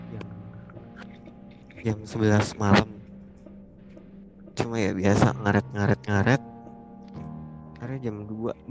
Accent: South Jakarta, Jakarta, Indonesia; Jakarta, Jakarta Selatan.

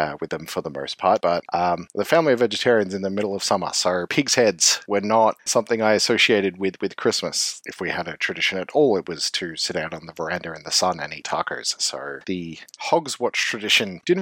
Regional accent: Australia; as an Australian

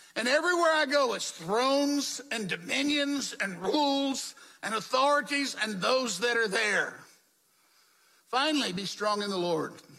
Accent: the South, United States; When I was growing up in the South, and I was living in the Jim Crow South

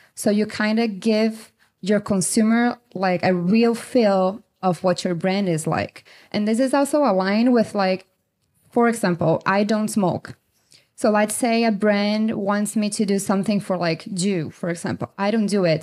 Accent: Brazil; moved away as an adult; also born or lived in China / Colombia / Mexico / Canada; now in United States; I'm from Brazil. I'm living in the U S since two thousand nineteen.

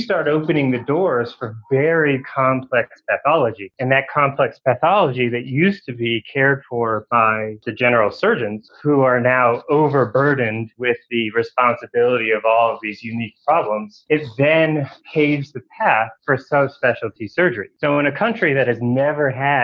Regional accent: D.C., Maryland, United States; born or raised there; moved away as an adult; also born or lived in Nashville, Tennessee / Washington, D.C.; now in Mekelle, Ethiopia

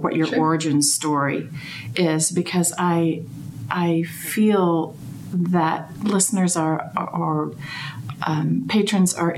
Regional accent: Indian Lake, Ohio, United States; now in Kansas City, United States; I'm from Ohio originally, right down the road from where they build Airstream trailers.

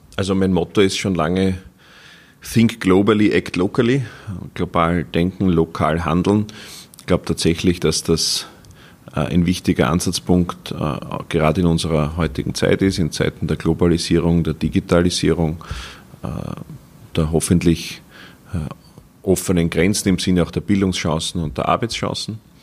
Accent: Gerasdorf bei Wien, Lower Austria, Austria; In meiner Heimatstadt Gerasdorf

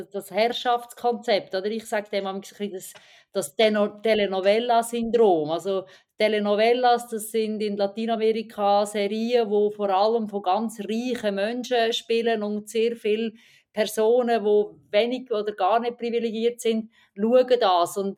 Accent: Aarau, Aargau, Switzerland; ich komme aus Aarau, das ist eine traditionelle FDP-Stadt

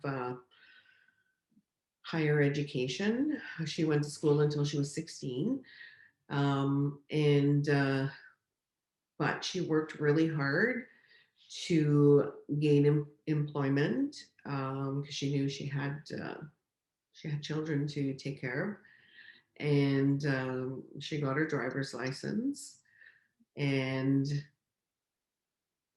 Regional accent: Chapleau, Ontario, Canada; moved away as an adult; now in Sault Ste. Marie, Canada; I was born and raised in Chapleau

